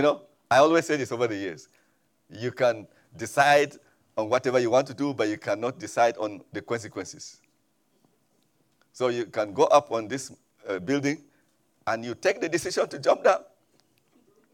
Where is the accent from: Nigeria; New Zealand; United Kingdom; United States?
Nigeria; Middle Belt of Nigeria; moved away; I come from Nigeria originally, and from the middle part of Nigeria, even though sometimes they refer to us as being in the north, but we are not actually northerners. We are in the middle part of Nigeria.